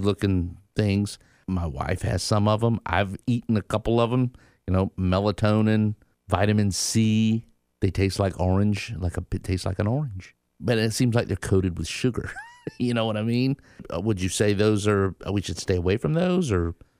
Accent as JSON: {"language": "English", "town": "Tallahassee", "region": "Florida", "country": "United States", "tie": "born or raised there", "said": "I grew up in Tallahassee from the South"}